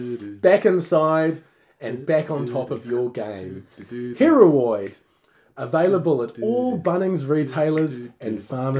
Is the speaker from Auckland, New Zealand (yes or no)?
no; Tauranga, Bay of Plenty, New Zealand; we're both from Tauranga